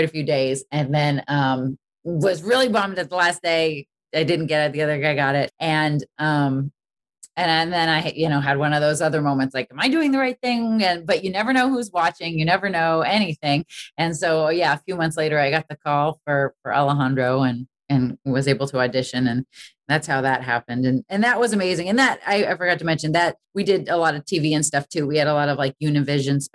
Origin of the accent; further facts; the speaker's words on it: Boston, Massachusetts, United States; wanted to go to Berklee growing up in Boston.